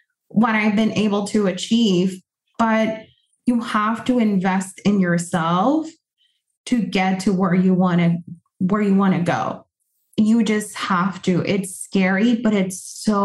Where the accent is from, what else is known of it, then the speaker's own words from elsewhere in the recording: Puerto Rico; first language Spanish; English is a second language; moved away as an adult; now in United States; I was born and raised in Puerto Rico, I've been in the US for 9 years.